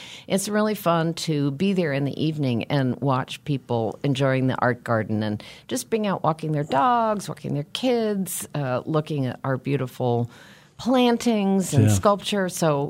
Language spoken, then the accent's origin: English; West Coast, United States; I'm one of those Americans that moved growing up and moved as an adult, but I am a West Coast person, and I discovered that when I lived on the East Coast for 8 years.